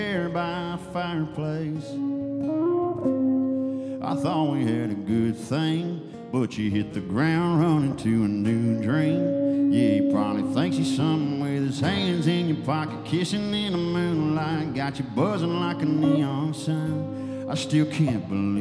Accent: Ruston, Louisiana, United States; I'm from Ruston, Louisiana.

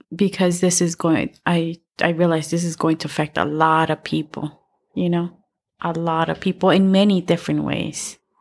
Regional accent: El Salvador; moved away; I'm from El Salvador

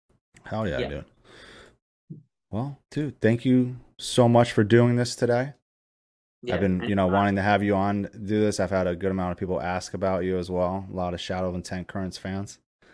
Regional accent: New York, United States; moved away; I mean, I lived in New York. I grew up in New York.

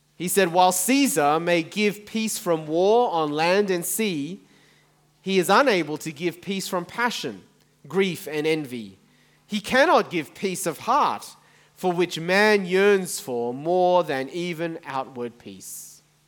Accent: Taiwan; moved away; I was born in Taiwan, my family are from Taiwan

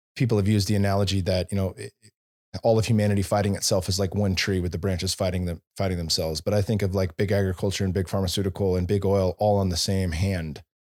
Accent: Bay Area, California, United States; moved away; also born or lived in Silicon Valley; I was born and raised in the Bay Area

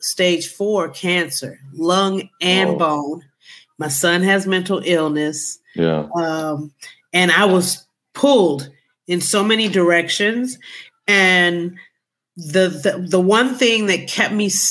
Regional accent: Detroit, Michigan, United States; I am originally from Motown, Detroit City in Michigan, a West Side girl

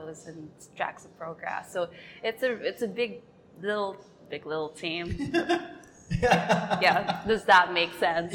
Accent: Manila, Metro Manila, Philippines; moved away as an adult; now in Phuket, Thailand; I was actually based in Metro Manila. That's like the capital area of the Philippines. So I grew up in the city.

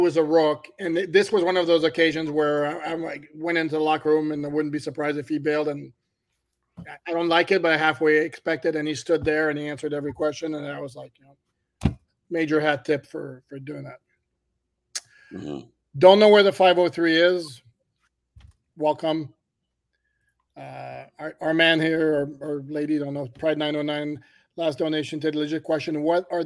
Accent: Montreal, Quebec, Canada; moved away; Born and raised in Montreal

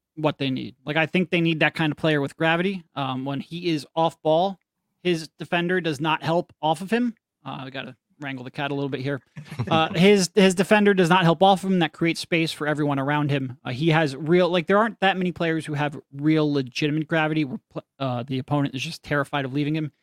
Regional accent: Philadelphia, Pennsylvania, United States; I grew up in Philly. We're all living in Philly

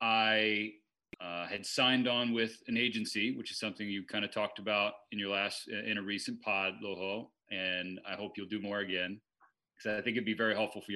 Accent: Eugene, Oregon, United States; I'm this slap from Eugene, Oregon, they're not calling me.

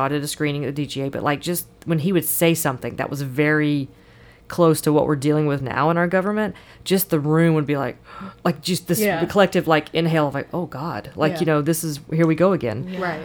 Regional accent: United States; I'm American

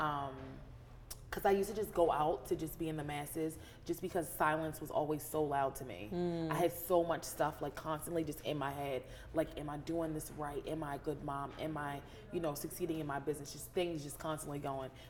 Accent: United States; I grew up in Carroll County, a rural suburb, but I was brought to the city to get my education

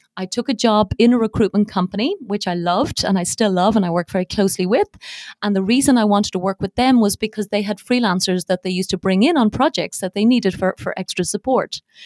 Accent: Dublin, Leinster, Ireland; accent: not a very strong Irish accent; moved away as an adult; also born or lived in Dubai, United Arab Emirates; now in United Arab Emirates; I was born and bred in Dublin, and I spent most of my life in Ireland

